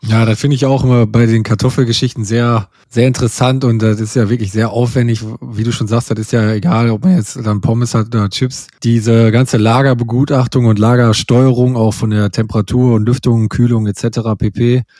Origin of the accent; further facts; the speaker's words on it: North Rhine-Westphalia, Germany; hier am Niederrhein, oder wo ich herkomme aus der Gegend